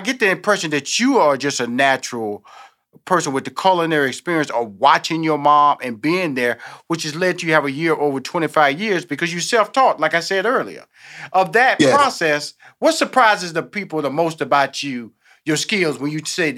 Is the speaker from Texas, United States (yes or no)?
yes; Houston, Texas, United States; born there; now in Atlanta, United States; I'm born in Houston, Texas. Right now, my headquarters is in Atlanta, Georgia. I come from a big family